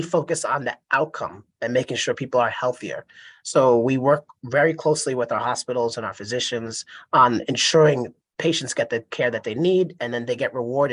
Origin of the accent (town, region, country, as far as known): United States; born or raised there